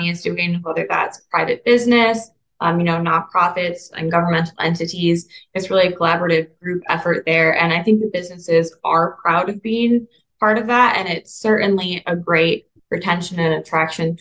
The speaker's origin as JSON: {"language": "English", "region": "Southwest Michigan", "country": "United States", "moved": "as an adult", "lives_now": "Findlay, United States", "said": "I'm from Southwest Michigan originally"}